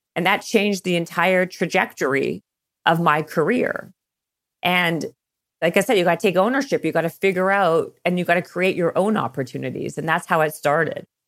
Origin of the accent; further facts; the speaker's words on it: Canada; moved away as an adult; also born or lived in Toronto / Los Angeles; I'm Canadian, and I was working for a record label in Toronto.